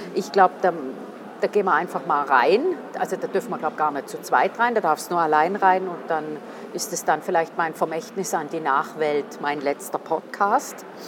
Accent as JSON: {"language": "German", "region": "St. Gallen", "country": "Switzerland", "said": "als St. Galler oder St. Gallerin"}